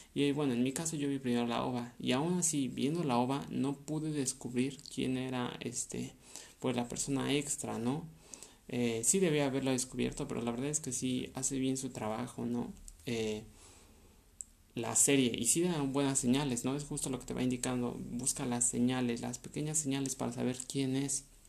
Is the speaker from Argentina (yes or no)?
no; Mexico; Yo soy de México